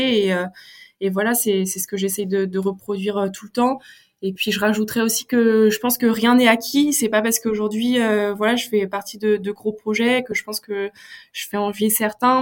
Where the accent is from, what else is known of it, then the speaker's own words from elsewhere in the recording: North Finistère, Brittany, France; moi je suis issue du Finistère Nord.